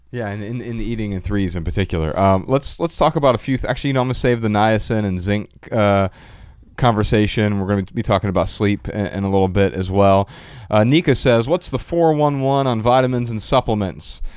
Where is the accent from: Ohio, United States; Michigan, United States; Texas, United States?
Ohio, United States; Dayton; moved away as an adult; now in Los Angeles, United States; Growing up in Dayton, Ohio